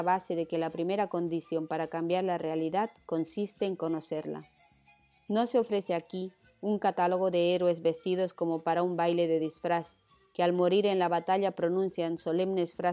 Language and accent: Spanish; Uruguay; las venas no puede circular en mi país, Uruguay, ni en Chile, y en la Argentina las autoridades lo denunciaron en la televisión y los diarios